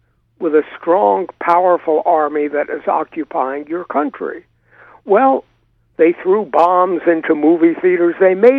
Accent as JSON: {"language": "English", "country": "United States", "said": "we as Americans, as American taxpayers"}